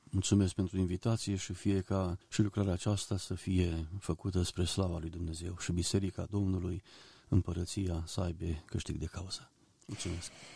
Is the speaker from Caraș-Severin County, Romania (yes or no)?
yes; Oravița, Caraș-Severin County, Romania; moved away as an adult; also born or lived in Banat; now in Botoșani, Romania; Când eram copil, la Oravița, în biserică unde am crescut